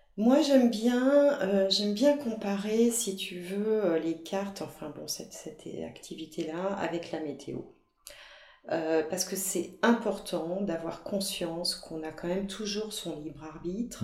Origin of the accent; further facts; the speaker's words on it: Brittany, France; en tant que bretonne, je dis toujours